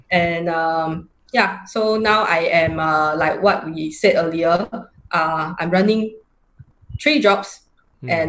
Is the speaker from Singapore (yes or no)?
yes; Singapore; i'm from singapore uh, i am uh, 45 years old this year